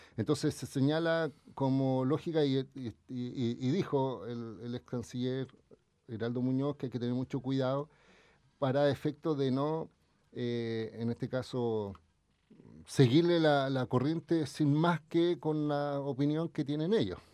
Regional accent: Chile

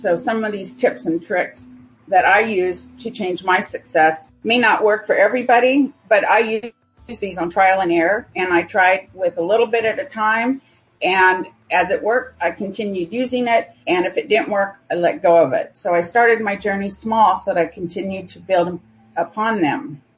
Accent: California, United States; moved away as an adult; also born or lived in United States Virgin Islands; now in Phoenix, United States; I primarily grew up in California. However, my years between eight and about 12, I grew up in the United States Virgin Islands

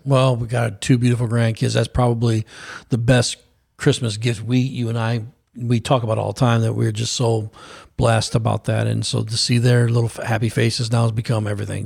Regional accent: United States; an American citizen

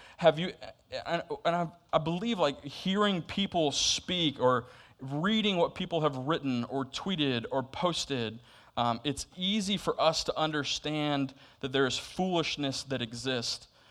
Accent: Florida, United States; now in Camp Hill, Pennsylvania, United States; I'm from Florida

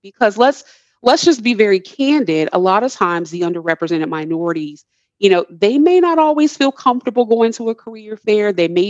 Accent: Midwest, United States; moved away; I'm originally from the Midwest, meat and potato country

